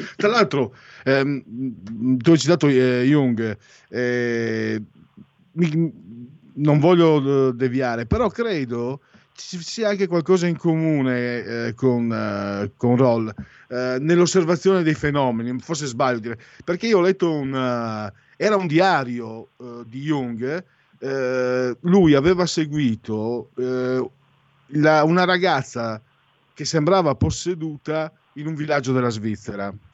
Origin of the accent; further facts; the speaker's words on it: near Gorizia, Friuli-Venezia Giulia, Italy; io vengo dal Friuli Veneto